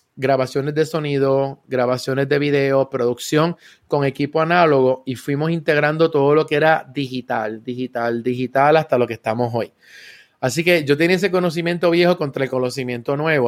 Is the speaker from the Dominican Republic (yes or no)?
no; San Juan, Puerto Rico; also born or lived in Río Piedras / Carolina / Trujillo Alto; Y nací en, Río Piedras, o sea que yo soy del área metro y todo el tiempo me he criado en la zona de Cupey